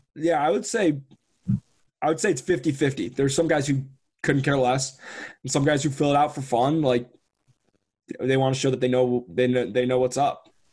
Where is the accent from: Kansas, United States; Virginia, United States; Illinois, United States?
Illinois, United States; Chicago; we're from Chicago. Like I grew up going to Northwestern games